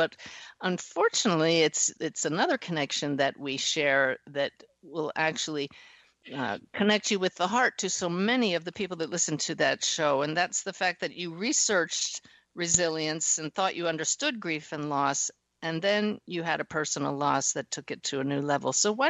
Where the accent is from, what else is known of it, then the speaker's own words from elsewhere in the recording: near Philadelphia, Pennsylvania, United States; I grew up near Philadelphia, where the University of Pennsylvania is.